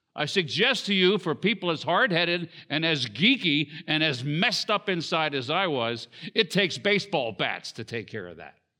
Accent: Southern Maryland, United States; also born or lived in Washington, D.C. / Baltimore; there weren't any hospitals in the area where, uh, we lived at the time in Southern Maryland

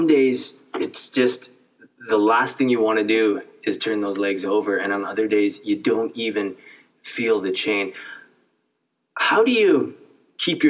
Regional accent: Canada; I grew up in Canada

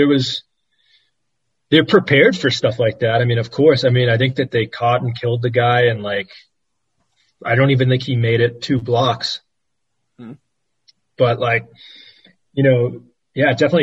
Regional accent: United States; moved away; As an American

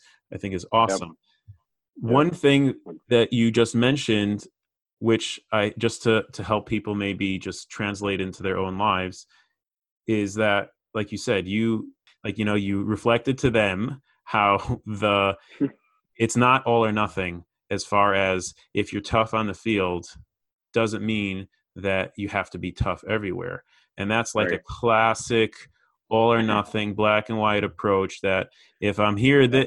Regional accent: Chicago, Illinois, United States; I grew up in Chicago

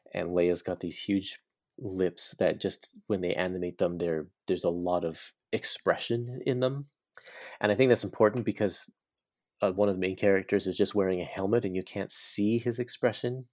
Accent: Burnaby, British Columbia, Canada; in my hometown of Burnaby, British Columbia

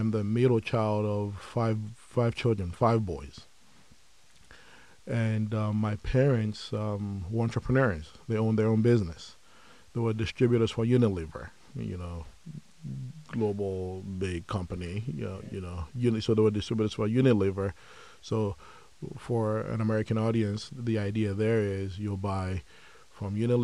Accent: Lagos, Nigeria; moved away as an adult; now in Dallas, United States; I was born and raised in Lagos, Nigeria.

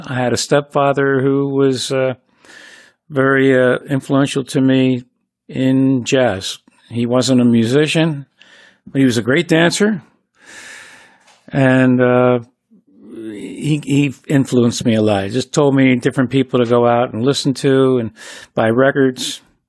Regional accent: Philadelphia, Pennsylvania, United States; Well, there was a lot of music. A lot of great music came out of Philly.

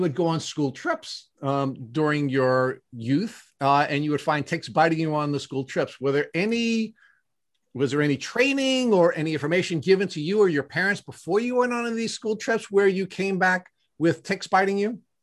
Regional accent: Long Island, New York, United States; you and Matt and I are all Long Islanders, native Long Islanders

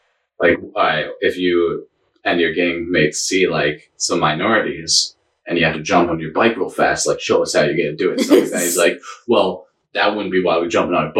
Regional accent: Burlington, Vermont, United States; moved away; I grew up in Burlington, Vermont.

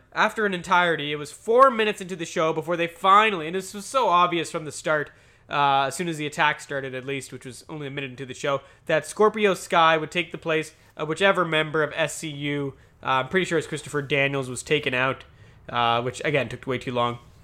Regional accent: Canada; I'm Canadian.

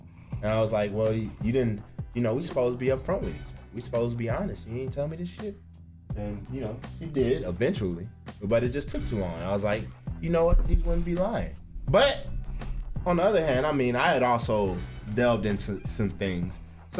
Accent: Birmingham, Alabama, United States; She's from Chicago, I'm from Birmingham.

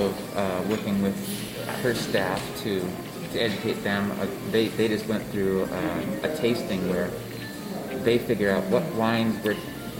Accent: Midwest, United States; I'm from the Midwest.

